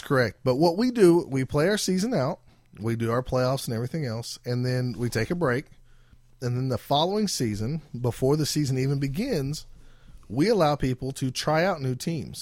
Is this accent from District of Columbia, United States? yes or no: no; Oklahoma, United States; we are from Oklahoma, down here in, uh, South America.